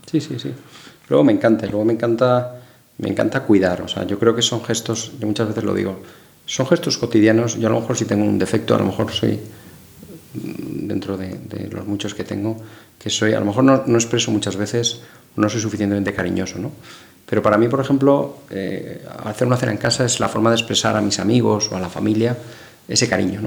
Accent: Madrid, Community of Madrid, Spain; moved away as an adult; yo me fui fuera de Madrid a estudiar

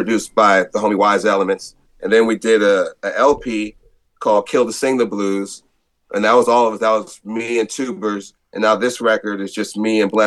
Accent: Alameda, California, United States; I grew up in Alameda.

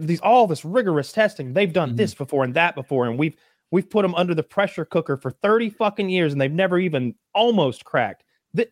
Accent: United States; growing up in America

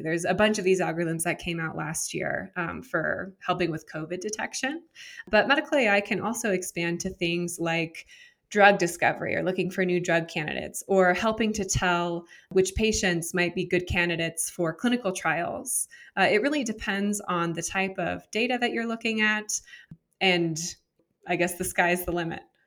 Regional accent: San Jose, California, United States; also born or lived in Miami, Florida; I'm originally from San Jose, California. Uh, grew up in Silicon Valley

